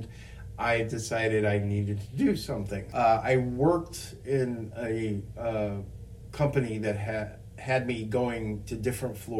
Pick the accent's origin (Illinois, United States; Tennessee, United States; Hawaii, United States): Illinois, United States; Chicago; I'm from Chicago